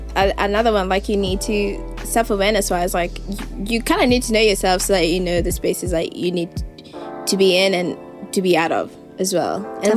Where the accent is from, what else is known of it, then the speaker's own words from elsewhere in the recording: Nairobi, Kenya; now in Melbourne, Australia; I was born and raised in Nairobi.